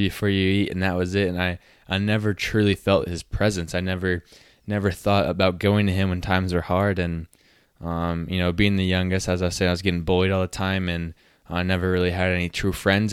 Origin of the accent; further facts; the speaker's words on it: Utah, United States; now in South Dakota, United States; growing up in Utah, it's very known for being Mormon. So I grew up, grew up in the Mormon church